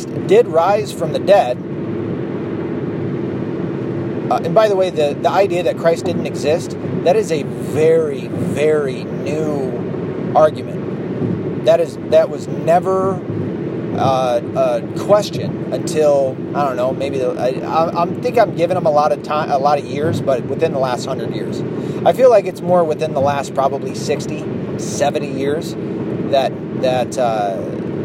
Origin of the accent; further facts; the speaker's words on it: the South, United States; now in Michigan, United States; I grew up in the South